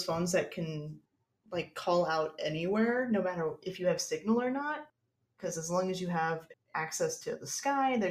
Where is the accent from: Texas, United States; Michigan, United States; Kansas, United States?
Kansas, United States; I grew up in Kansas. I'm a Girl Scout. I grew up on a farm